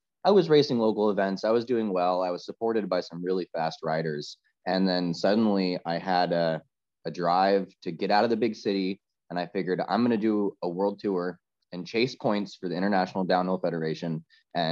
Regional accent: Los Angeles, California, United States; moved away as an adult; now in Northern California, United States; I grew up in Southern California, in the LA Metro. And then I moved up to Northern California

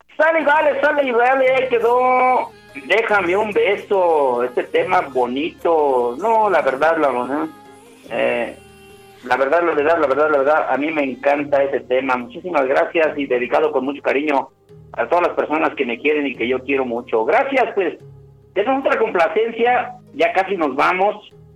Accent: Mexico; soy mexicano

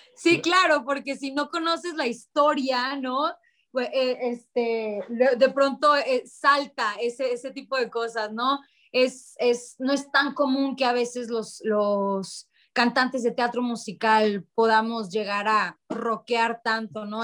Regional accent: Ciudad Obregón, Sonora, Mexico; Yo soy de Ciudad Obregón, Sonora.

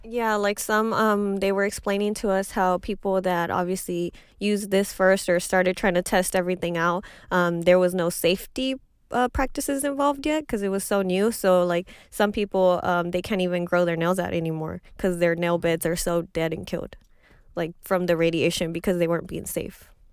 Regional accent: Highlands, Texas, United States; I come from Highlands and, and nobody has the money

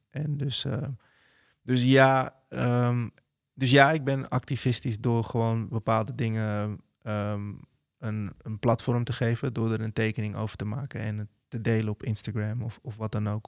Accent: Netherlands; als Nederlander van kleur

